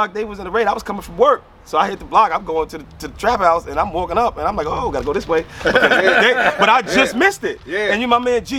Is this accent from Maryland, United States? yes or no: yes; Maryland, United States; Like, yo, I came from Maryland, bro.